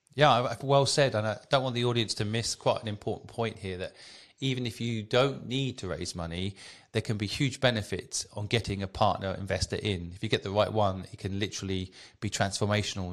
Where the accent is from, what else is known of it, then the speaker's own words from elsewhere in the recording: England, United Kingdom; as a kid growing up in England